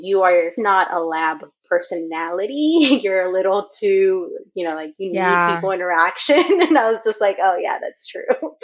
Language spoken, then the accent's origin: English; Los Angeles, California, United States; I grew up in Echo Park, which is a small community. Well, not so small. It's pretty big in LA.